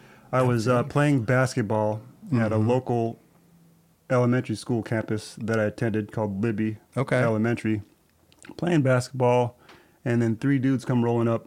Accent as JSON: {"language": "English", "region": "Bangkok", "country": "Thailand", "tie": "born there", "said": "That's right. I was born in Bangkok, Thailand."}